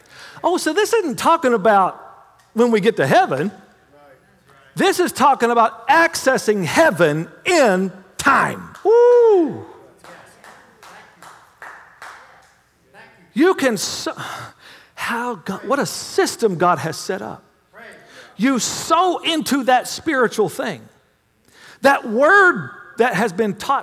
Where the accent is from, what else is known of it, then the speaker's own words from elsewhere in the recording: United States; I'm an American, ain't